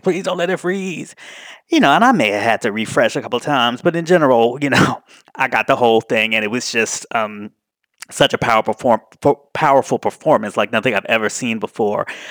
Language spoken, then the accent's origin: English; Washington, District of Columbia, United States; Washington, D C, my hometown